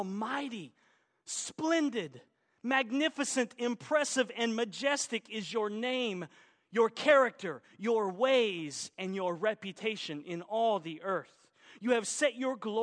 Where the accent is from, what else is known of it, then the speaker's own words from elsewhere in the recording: Oklahoma, United States; also born or lived in Arkansas; Arkansas, which is where I was born, even though I was raised in Oklahoma